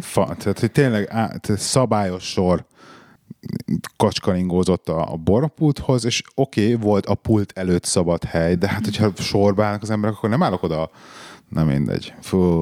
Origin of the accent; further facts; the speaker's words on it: Budapest, Hungary; moved away; nekem olyan emlékeim fűződnek a parlamenthez, hogy én ott nőttem föl majdnem.